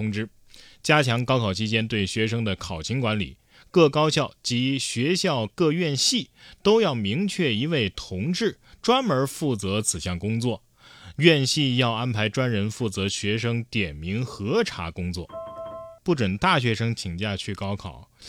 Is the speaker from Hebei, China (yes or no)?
no; Guangdong, China; 果然，身为广东人，踩蟑螂得从小抓起啊